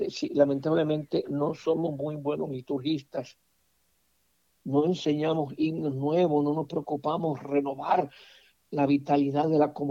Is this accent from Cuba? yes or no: no; Mexico; Con todo respeto a mi pueblo mexicano, yo considero al pueblo mexicano extremadamente machista.